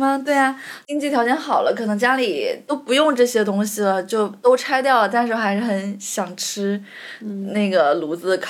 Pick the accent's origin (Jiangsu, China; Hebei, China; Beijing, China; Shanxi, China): Jiangsu, China; northern; moved away as an adult; now in Shanghai, China; 因为我小时候是在江苏的北方，